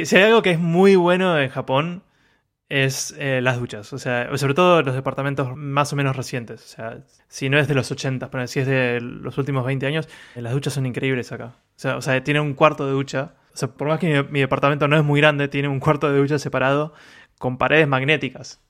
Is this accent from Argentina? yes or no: yes; Argentina; now in Japan; como argentino